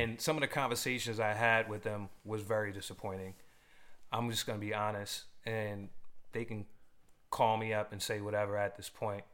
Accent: New York, United States; also born or lived in Los Angeles; now in Boston, United States; I grew up in New York, lived in LA, and when I before I came back to the East Coast, you know, I was living in LA, and you know, here I'm here in Boston

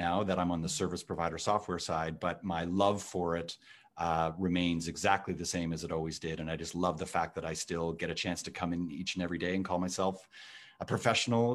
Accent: Toronto, Ontario, Canada; accent: Canadian; You can tell from my accent that I am from Canada. So very, very proud to be from Canada and right here in Toronto, where I was born and now have this thriving business

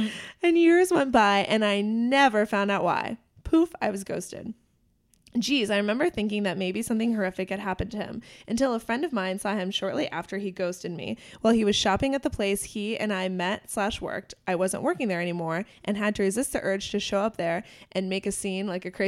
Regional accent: New York, United States; I'm from New York. So walking into an apartment that size completely baffled me.

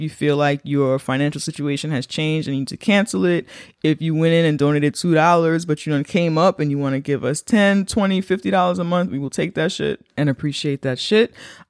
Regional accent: Bronx, New York, United States; We're from the Bronx.

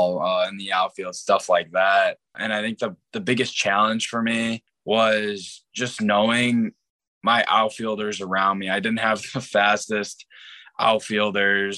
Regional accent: Chicago, Illinois, United States; I'm from Chicago

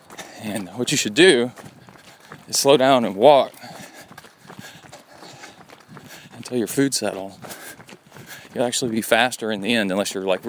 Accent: Appalachia, United States; I guess it's all where you're from, because I grew up in the Appalachian, like, Smoky Mountain area.

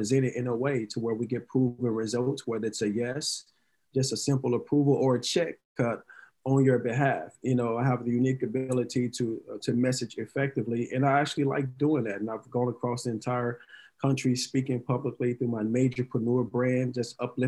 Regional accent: Dallas, Texas, United States; moved away as an adult; now in California, United States; So originally, I was born and raised in Dallas, Texas, single parent household, three sisters

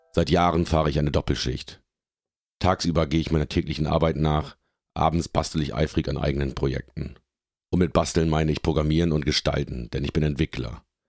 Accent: Lindern, Lower Saxony, Germany; now in Hamburg, Germany; Ich komme aus dem Oldenburger Münsterland, aus dem beschaulichen Dorf Lindern im Landkreis Kloppenburg

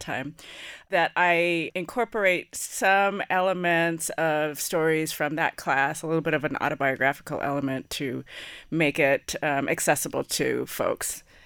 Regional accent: San Francisco, California, United States; I'm born in San Francisco, California

